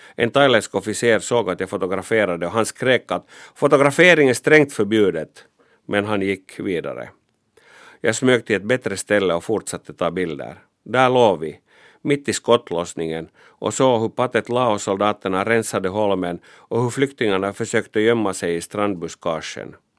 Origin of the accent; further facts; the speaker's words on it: Finland; jag var pressfotograf från Finland